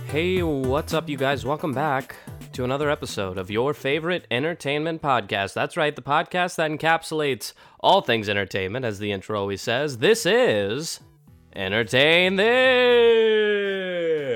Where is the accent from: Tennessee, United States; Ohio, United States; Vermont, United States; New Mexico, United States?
Ohio, United States; Cincinnati; us Cincinnati boys